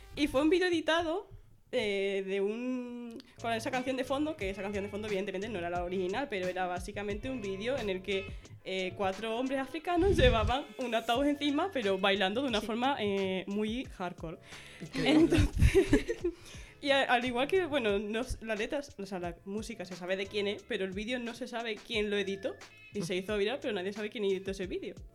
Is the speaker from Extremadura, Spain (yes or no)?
yes; Badajoz, Extremadura, Spain; soy de aquí de Badajoz